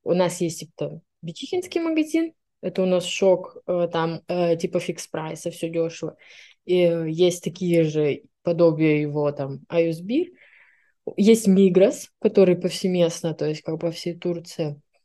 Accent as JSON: {"language": "Russian", "region": "Siberia", "country": "Russia", "also_born_or_lived": "Irkutsk", "moved": "as an adult", "lives_now": "Istanbul, Turkey", "said": "мне 25 лет, я из Сибири"}